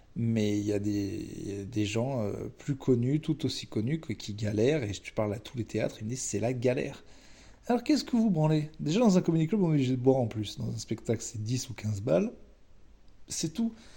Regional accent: France; On est français

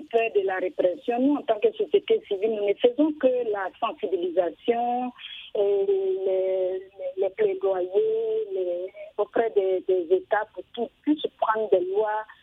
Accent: Côte d’Ivoire; chez nous, en Côte d'Ivoire

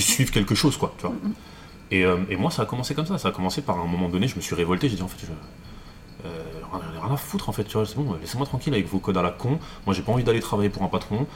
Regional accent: Paris, Île-de-France, France; Je suis parisien

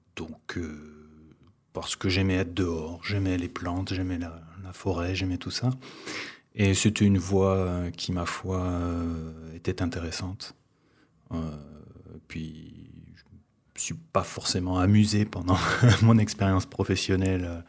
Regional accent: Ariège, Occitania, France; also born or lived in Paris region; je suis né en région parisienne et puis très rapidement, mes parents sont venus s'installer dans le sud-ouest. Et plus précisément en Ariège

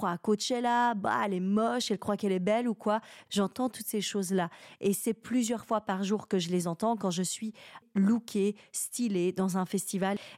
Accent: Romandie, Switzerland; c'est en quelque sorte une métaphore d'une situation réelle de ce qui est de ce qui est chez moi en Romandie, de ce qui existe.

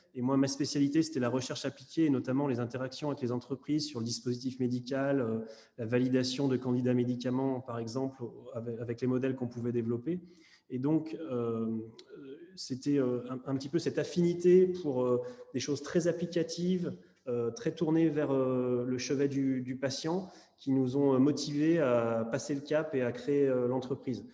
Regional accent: Lyon, Auvergne-Rhône-Alpes, France; moved away; je suis lyonnais d'origine

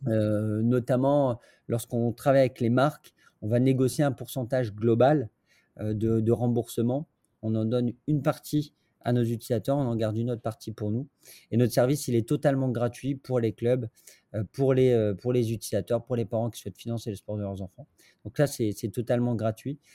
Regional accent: northern France, France; je suis pas de Paris pour le coup. Je suis, du nord de la France

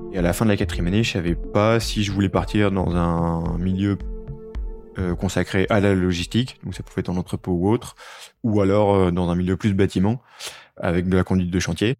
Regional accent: Nord, Hauts-de-France, France; moved away; je suis originaire du Nord

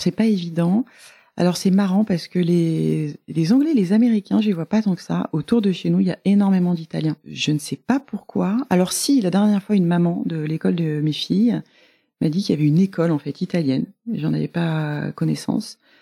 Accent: Marseille, Provence-Alpes-Côte d'Azur, France; moved away as an adult; also born or lived in Amiens / Cassis; now in Paris, France; je suis née à Amiens, mais j'y suis restée six mois, je pense. Et ensuite j'ai un petit peu déménagé quand j'étais petite, mais j'ai passé mes plus belles années à Marseille. Enfin à Cassis. En revanche j'étais au lycée à Marseille

